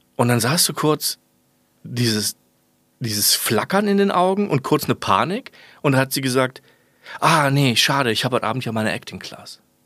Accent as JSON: {"language": "German", "country": "Germany", "tie": "born or raised there", "also_born_or_lived": "Kiel", "moved": "as an adult", "said": "ich komme aus der Voreifel."}